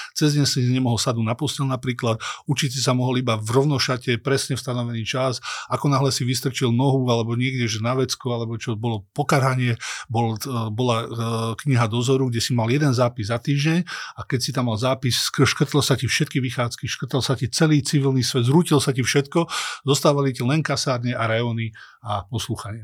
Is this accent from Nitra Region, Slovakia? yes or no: no; Dolná Súča, Trenčín Region, Slovakia; moved away; som z dediny z Dolnej Súče, eh, pristahoval som sa do nejakého stredného mesta Trenčína